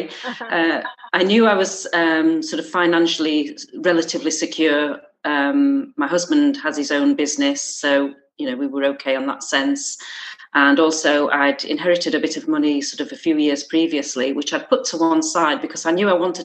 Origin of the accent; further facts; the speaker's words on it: Yorkshire and the Humber, United Kingdom; moved away as an adult; also born or lived in Gloucester; now in Alston, United Kingdom; I'm originally from South Yorkshire